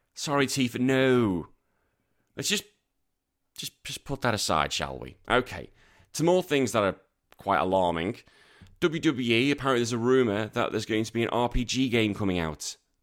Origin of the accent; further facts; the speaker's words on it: Birkenhead, North West England, United Kingdom; also born or lived in Liverpool; now in Australia; my hometown is Tranmere Rovers. That's my hometown. My home city is Liverpool and Everton